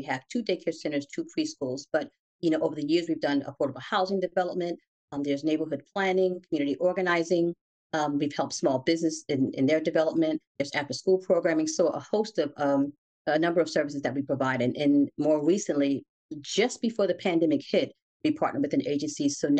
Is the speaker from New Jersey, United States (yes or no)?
yes; Newark, New Jersey, United States; In Newark, West Ward.